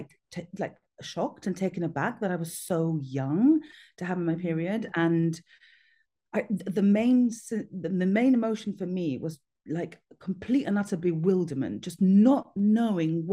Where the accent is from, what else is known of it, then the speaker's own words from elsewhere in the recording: Gibraltar; I grew up in Gibraltar